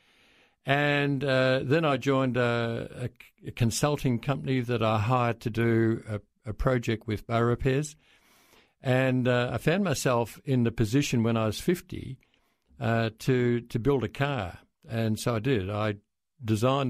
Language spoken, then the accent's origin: English; Melbourne, Victoria, Australia; I'm a Melbourne boy. I was born in Brighton in 1946